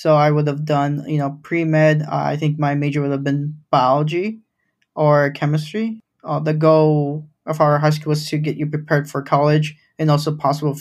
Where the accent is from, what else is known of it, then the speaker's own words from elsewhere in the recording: Grand Rapids, Michigan, United States; first language Spanish; English is a second language; also born or lived in Los Angeles; I grew up in Grand Rapids, Michigan